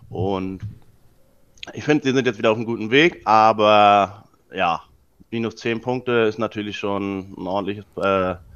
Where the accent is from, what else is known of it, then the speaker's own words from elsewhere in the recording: Preetz, Schleswig-Holstein, Germany; now in Kiel, Germany; Ich komme aus dem Norden und ähm, ja, wohne eigentlich einer, oder ich komme aus der Kleinstadt Preetz, die ist äh, 20 Kilometer von Kiel entfernt, aber wohne jetzt inzwischen schon seit ja, 15 Jahren hier in Kiel.